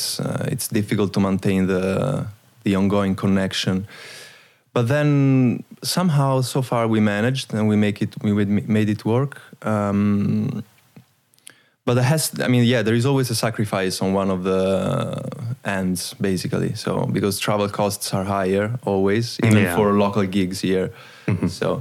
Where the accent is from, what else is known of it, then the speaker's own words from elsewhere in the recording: Rome, Lazio, Italy; moved away as an adult; also born or lived in Amsterdam, Netherlands; I'm from Rome, from Italy